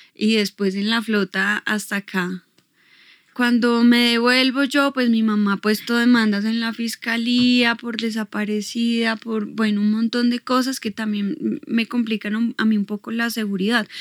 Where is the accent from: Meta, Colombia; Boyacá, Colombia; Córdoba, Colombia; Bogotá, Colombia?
Bogotá, Colombia; tengo 36 años y nací aquí en Bogotá